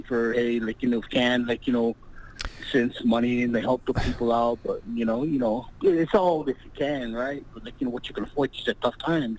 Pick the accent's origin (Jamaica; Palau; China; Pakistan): Palau; now in California, United States; I'm from Palau.